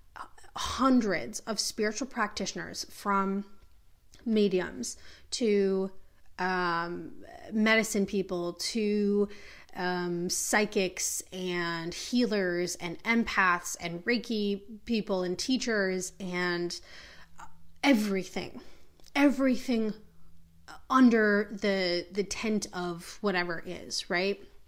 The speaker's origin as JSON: {"language": "English", "town": "Minneapolis", "region": "Minnesota", "country": "United States", "said": "I am from Minneapolis"}